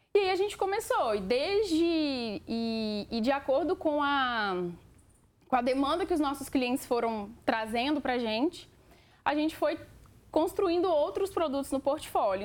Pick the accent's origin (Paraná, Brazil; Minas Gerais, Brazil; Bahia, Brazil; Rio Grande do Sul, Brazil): Minas Gerais, Brazil; a minha família é mineira, né? Nós somos mineiros